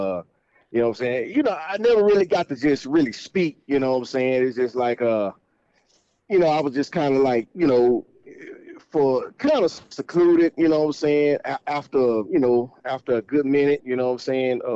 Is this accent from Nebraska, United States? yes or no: no; Fort Worth, Texas, United States; also born or lived in Arlington, Texas; I grew up really in Fort Worth